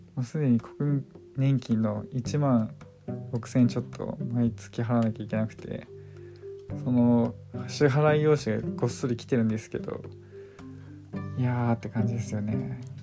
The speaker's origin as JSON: {"language": "Japanese", "region": "Kanto", "country": "Japan", "tie": "born or raised there", "also_born_or_lived": "Asahikawa, Hokkaido", "moved": "as an adult", "lives_now": "Hokkaido, Japan", "said": "関東の夏まあ自分の実家はクーラーないから"}